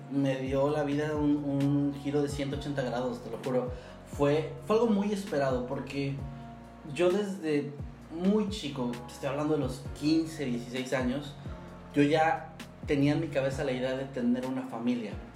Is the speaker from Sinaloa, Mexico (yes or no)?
no; Mexico City, Mexico; moved away; siendo chilango